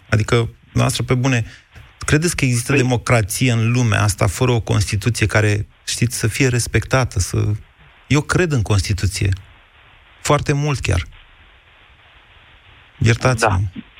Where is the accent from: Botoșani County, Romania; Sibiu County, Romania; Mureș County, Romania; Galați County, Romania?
Sibiu County, Romania; Sibiu; Sibiu. Da.